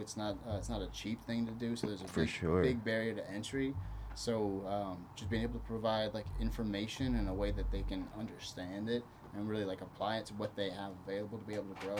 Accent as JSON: {"language": "English", "country": "Brazil", "tie": "born there", "said": "So I was born in Brazil, but ultimately settled here, went to high school here, graduated from college here"}